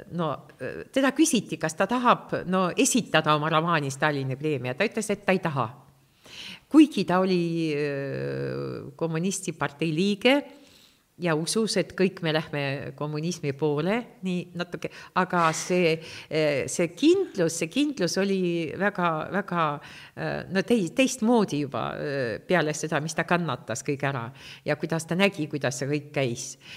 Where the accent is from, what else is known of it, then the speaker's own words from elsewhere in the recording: Estonia; first language Russian; Estonian is a second language; ma sündisin siin